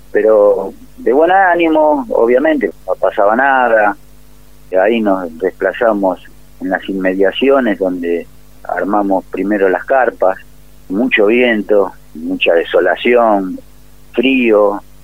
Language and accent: Spanish; Ciudad Evita, Buenos Aires Province, Argentina; De acá, de Ciudad de Vita, partido de La Matanza